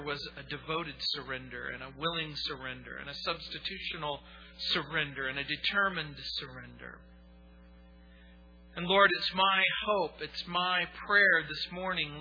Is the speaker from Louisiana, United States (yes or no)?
yes; New Orleans, Louisiana, United States; In the little community where I was born in New Orleans, there was a particular ward.